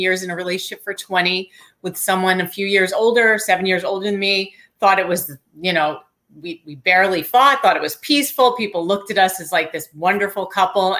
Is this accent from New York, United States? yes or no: yes; New York, United States; I'm a New Yorker